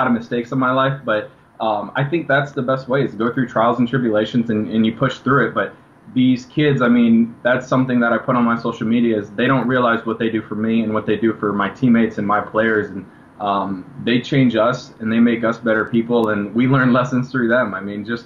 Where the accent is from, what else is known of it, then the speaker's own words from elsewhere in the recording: Washington, Illinois, United States; moved away; a lot of people in my hometown who were always rooting for me and always had that belief